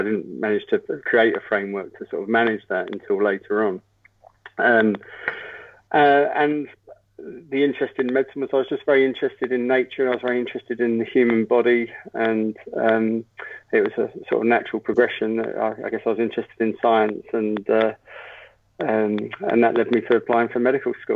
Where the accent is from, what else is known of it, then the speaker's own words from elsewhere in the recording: London, United Kingdom; now in Ballina, Australia; So I grew up in London and had a pretty usual urban childhood in London